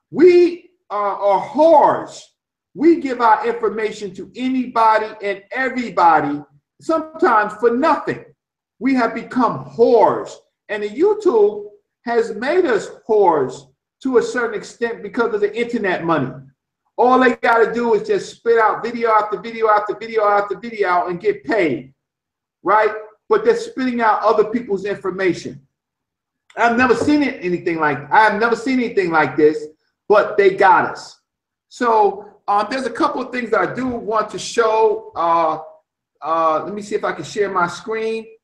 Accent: Newport News, Virginia, United States; I am from the South. I am from uh, Newport News, Virginia.

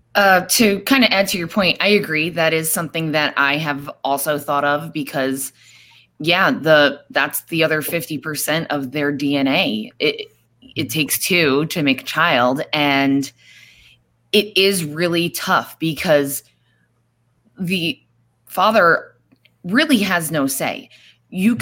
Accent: New York, United States; also born or lived in Florida; now in Arizona, United States; I am originally from New York. Um, I moved to Arizona about a little over two years ago

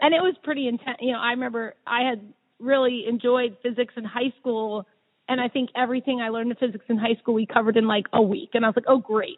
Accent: Havertown, Pennsylvania, United States; I grew up right around here. I grew up in Havertown

